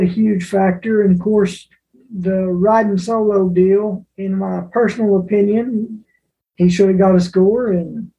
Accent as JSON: {"language": "English", "country": "United States", "said": "I'm an American"}